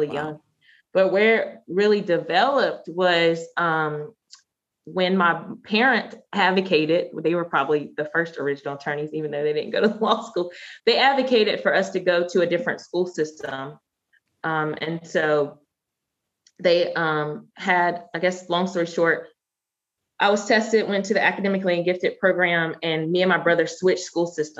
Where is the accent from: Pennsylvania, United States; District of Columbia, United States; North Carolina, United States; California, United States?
North Carolina, United States; Randolph County; moved away as an adult; now in Washington, D.C. area, United States; I grew up in Randolph County, North Carolina, where it was about 90% white